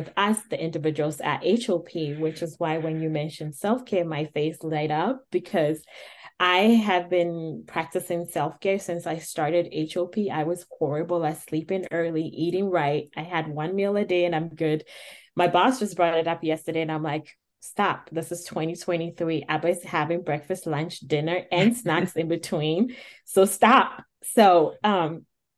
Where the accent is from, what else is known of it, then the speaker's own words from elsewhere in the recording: Ghana; moved away; as a Black woman, I come from Ghana. I was taught at a younger age, you take care of people.